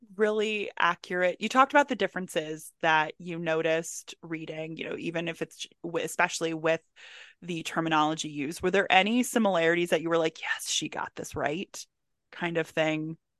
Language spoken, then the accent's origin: English; Howard County, Maryland, United States; where I grew up in Howard County, Maryland